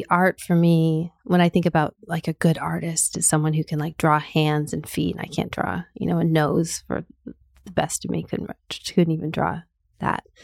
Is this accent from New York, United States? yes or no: no; California, United States; also born or lived in Canada; I was born in Canada. My family moved to California when I was uh, about nine, eight or nine.